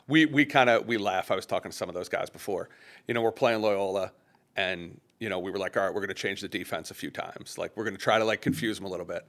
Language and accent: English; Long Island, New York, United States; I grew up on Long Island